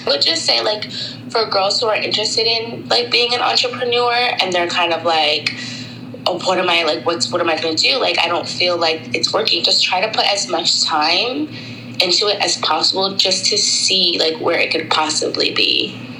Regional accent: Tampa, Florida, United States; moved away as an adult; also born or lived in Brooklyn, New York / Long Island, New York / Washington, D.C.; I was born at Brooklyn Hospital and then I was raised in Long Island until I was about 10. And then my family moved to Tampa, Florida um, for the rest of my uh, older years um, until I graduated high school.

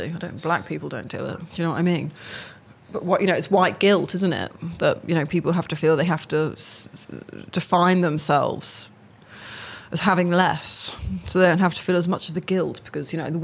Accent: near Oxford, South East England, United Kingdom; I grew up near Oxford

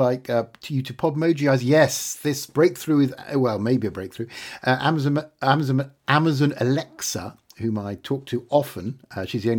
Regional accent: United Kingdom; I'm British

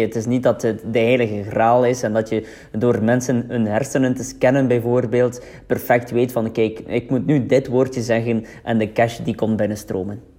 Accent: West Flanders, Belgium; Wij zijn beide van West-Vlaanderen

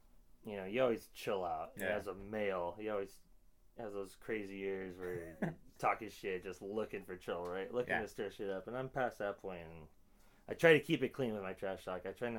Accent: South Bay, California, United States; Growing up in the South Bay

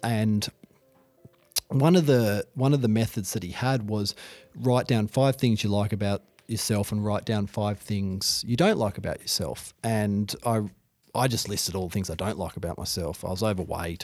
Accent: Hobart, Tasmania, Australia; I grew up in Hobart.

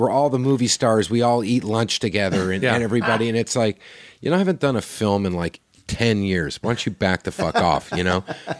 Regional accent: Oklahoma, United States

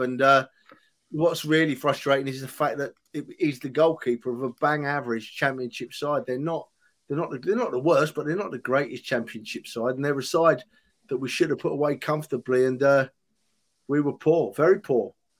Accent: London, United Kingdom; I've been born and raised in North London

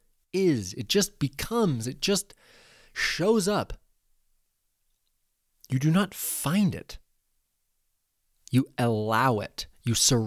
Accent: Central Oregon, United States; growing up in Central Oregon

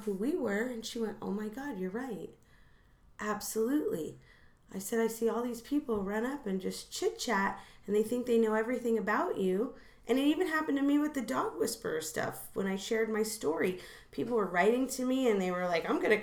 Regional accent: New Jersey, United States; now in Los Angeles, United States; I'm from Jersey

